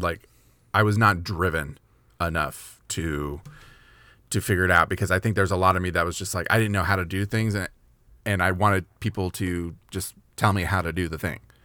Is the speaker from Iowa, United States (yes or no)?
no; Kentucky, United States; I was born in Kentucky